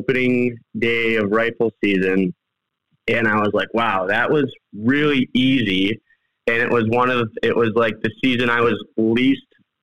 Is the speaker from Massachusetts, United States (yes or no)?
no; southwestern Wisconsin, United States; I've been hunting in southwestern Wisconsin my whole life.